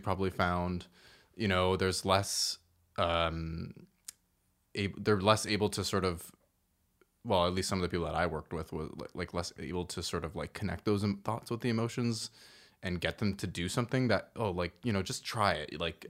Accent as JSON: {"language": "English", "town": "Toronto", "region": "Ontario", "country": "Canada", "tie": "born or raised there", "also_born_or_lived": "Woodbridge", "said": "I grew up here. We used to live in Toronto."}